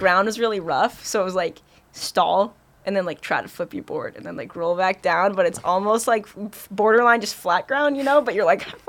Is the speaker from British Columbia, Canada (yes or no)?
yes; Kelowna, British Columbia, Canada; moved away; also born or lived in Vancouver; I grew up in Kelowna, which is like 4 hours outside of Vancouver.